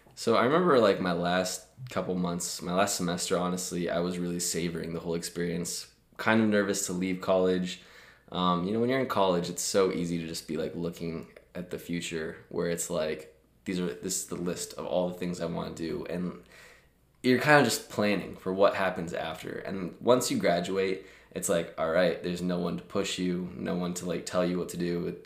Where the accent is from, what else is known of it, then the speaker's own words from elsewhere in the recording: Omaha, Nebraska, United States; moved away as an adult; also born or lived in Lincoln, Nebraska; now in Chicago, United States; born and raised in Omaha, Nebraska